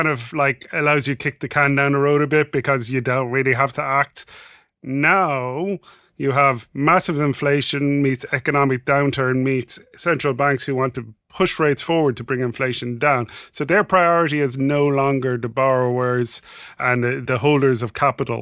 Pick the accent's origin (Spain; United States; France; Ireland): Ireland; I'm Irish